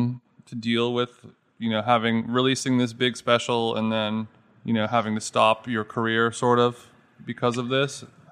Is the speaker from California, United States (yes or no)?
yes; Orange County, California, United States; I'm from Orange County, California.